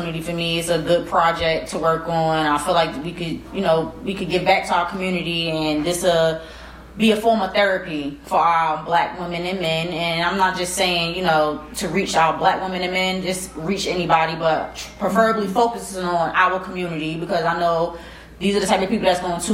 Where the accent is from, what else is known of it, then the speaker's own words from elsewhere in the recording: New York City, New York, United States; moved away; also born or lived in North Carolina; I grew up in Far Rockaway, Queens, New York